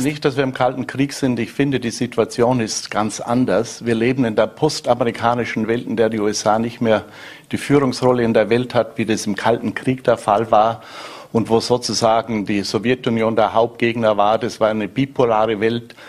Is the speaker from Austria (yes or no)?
yes; Mellau, Vorarlberg, Austria; moved away as an adult; also born or lived in Bregenz; now in Louisiana, United States; die ist eigentlich immer noch im Bregenzer Wald, weil da habe ich noch Familie